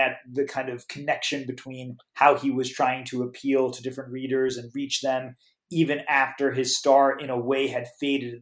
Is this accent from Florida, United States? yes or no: no; New York City, New York, United States; myself growing up in New York City